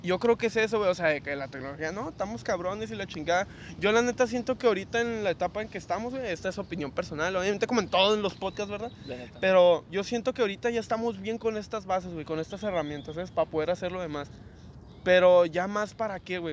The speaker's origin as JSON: {"language": "Spanish", "country": "Mexico", "said": "soy de México"}